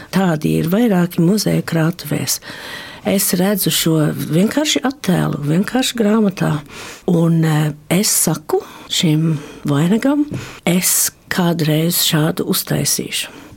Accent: Australia; also born or lived in Varakļāni, Latvia (parents' home area); Es esmu latviešu meitene, dzimusi un augusi Austrālijā

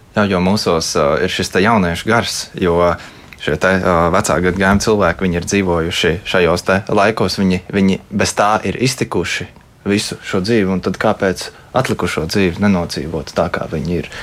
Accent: Latvia; es esmu latvietis, par savu latviešu valodu

